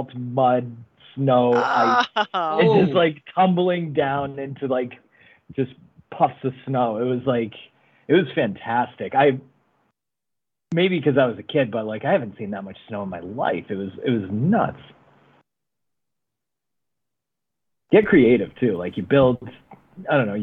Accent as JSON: {"language": "English", "region": "Massachusetts", "country": "United States", "tie": "born or raised there", "said": "growing up in Mass, Stephanie"}